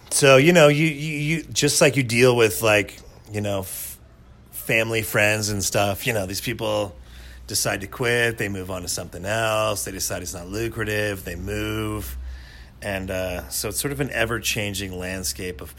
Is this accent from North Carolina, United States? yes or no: no; Casper, Wyoming, United States; born there; Well, I was born in Casper, Wyoming in 1976